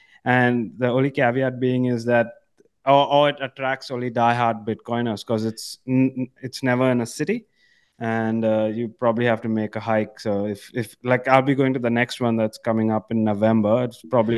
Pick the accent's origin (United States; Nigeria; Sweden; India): India; moved away as an adult; now in Australia; I'm originally from India. I lived over 25 years in India. I moved to Australia about 5 years ago.